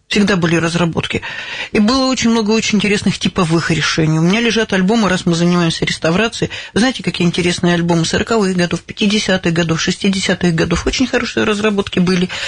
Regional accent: Davydova, Chelyabinsk Oblast, Russia; born there; Маленькая ваш... деревня Давыдова, да.

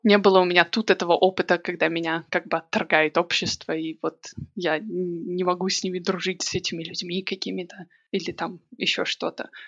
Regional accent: Minsk, Belarus; moved away as an adult; now in Manchester, United Kingdom; я родилась, выросла, училась в Минске

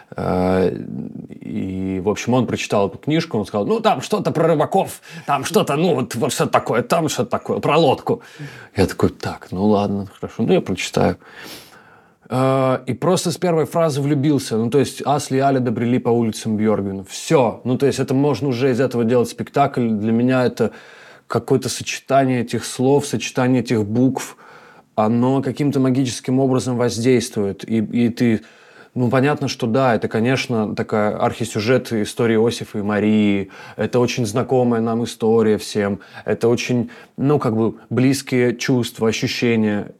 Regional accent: Tyumen, Tyumen Oblast, Russia; moved away; also born or lived in Khanty-Mansiysk / Moscow; я тоже человек с севера такой. Как бы я родился в Ханты-Мансийске, mm. как бы прожил там в Тюмени очень долгое время

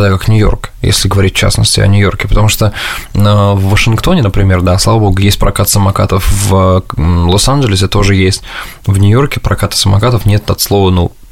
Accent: Samara, Samara Oblast, Russia; now in New York, United States; А, да и бог с ним, что я из Самары, да?

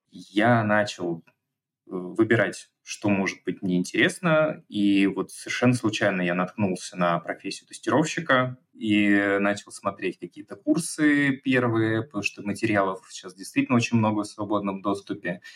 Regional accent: Moscow, Russia; moved away as an adult; also born or lived in Kazakhstan; now in Larnaca, Cyprus; Всю жизнь я жил и прожил в Москве

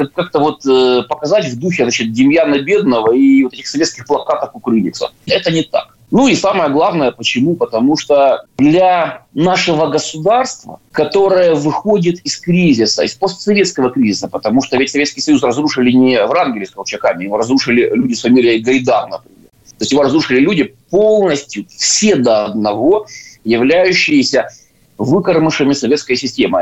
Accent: Kyiv, Ukraine; moved away as an adult; я родился в Киеве, я киевлянин

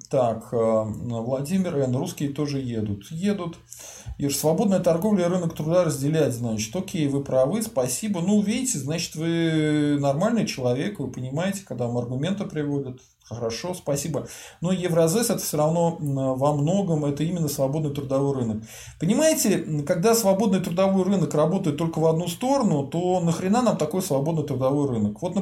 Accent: Kazan, Tatarstan, Russia; Алекс, э, я просто из Казани, хе-хе.

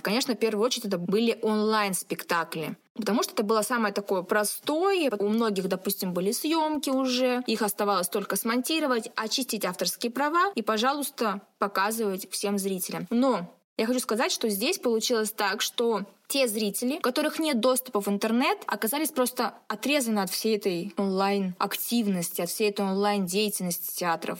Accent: Siberia, Russia; now in Nizhnevartovsk, Russia; сибирячка, провинциалка

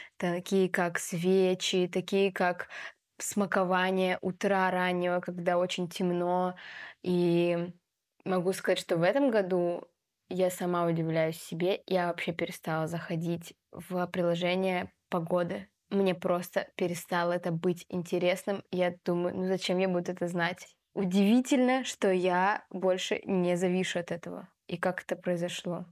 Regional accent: Biysk, Altai Krai, Russia; moved away; also born or lived in Saint Petersburg; в моем родном городе Бийске

